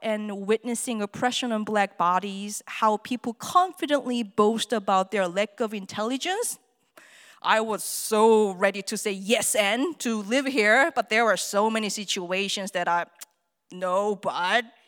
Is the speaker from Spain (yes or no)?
no; South Korea; English is a second language; moved away as an adult; now in Arizona, United States; I'm from Korea.